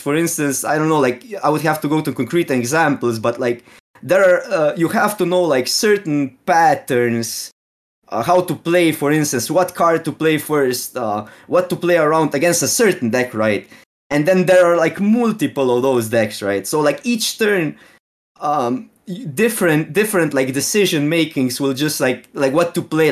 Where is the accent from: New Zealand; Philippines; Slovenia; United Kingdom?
Slovenia; English is a second language; I'm from Slovene, so it's, um, like, the closest it is, is Ge-, is, uh, like, we live really close to Austrian border